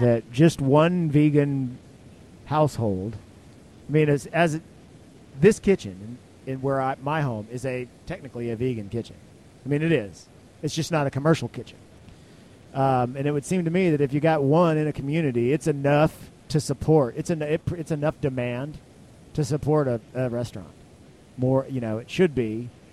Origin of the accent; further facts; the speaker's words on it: Texas, United States; I'm from Texas